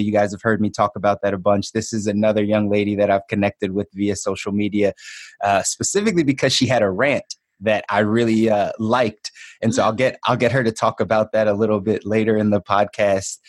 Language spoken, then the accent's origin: English; Philadelphia, Pennsylvania, United States; moved away as an adult; also born or lived in Miami / Los Angeles; I was born and raised in Philly